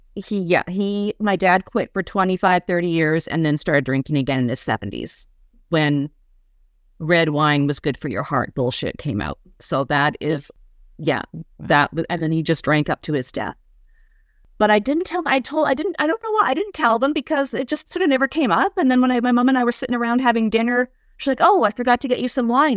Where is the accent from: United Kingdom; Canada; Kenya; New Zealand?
Canada; Western Canada; moved away as an adult; also born or lived in New York City; I moved from Western Canada, where I grew up, near the Rocky